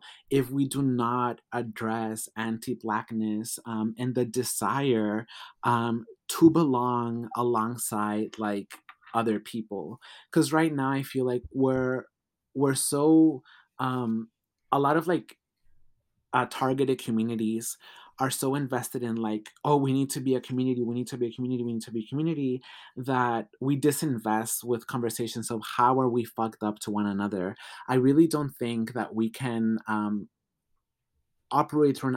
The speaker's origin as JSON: {"language": "English", "country": "Mexico", "tie": "born or raised there", "also_born_or_lived": "United States", "moved": "yes", "said": "I was born in Mexico"}